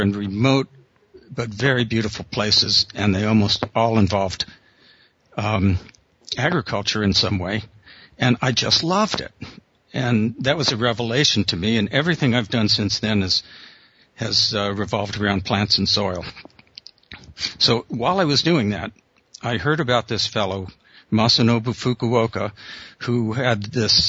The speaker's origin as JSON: {"language": "English", "town": "Los Angeles", "region": "California", "country": "United States", "tie": "born or raised there", "also_born_or_lived": "Berkeley / Japan", "moved": "as an adult", "said": "I grew up in Los Angeles, city boy originally"}